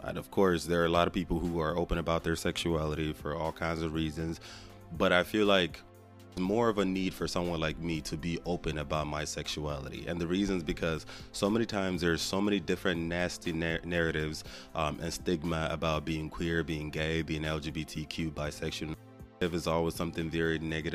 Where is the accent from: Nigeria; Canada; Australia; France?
Nigeria; now in Houston, United States; I was born and raised in Nigeria to Nigerian family members